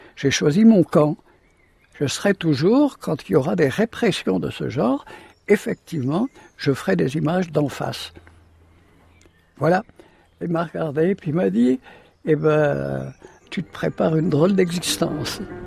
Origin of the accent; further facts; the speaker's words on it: Camaret-sur-Mer, Brittany, France; Je suis né à Camaret